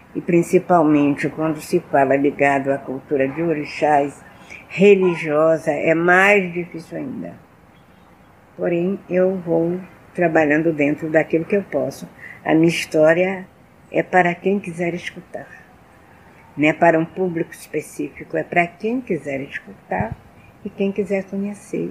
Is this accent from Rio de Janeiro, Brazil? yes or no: yes; Rio de Janeiro, Brazil; moved away as an adult; now in Salvador, Brazil; nasci no Rio, como eu disse anteriormente, no bairro da Tijuca, mas eu já vivo aqui na Bahia já há 50 anos